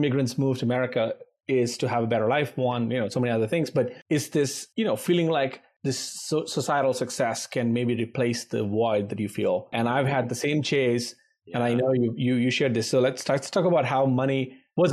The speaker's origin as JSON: {"language": "English", "country": "India", "first_language": "Telugu", "second_language": "English", "moved": "as an adult", "lives_now": "United States", "said": "my early days in the US as an Indian immigrant, 21-year-old"}